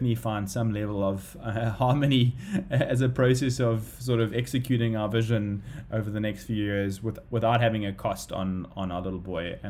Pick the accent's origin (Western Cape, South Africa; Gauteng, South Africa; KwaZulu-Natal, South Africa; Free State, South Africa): KwaZulu-Natal, South Africa; Durban; now in Cape Town, South Africa; you know, we're from Durban, we don't have our parents up here and stuff like that, so it's all sort of we have to do it ourselves. I mean, lucky we're living in Sea Point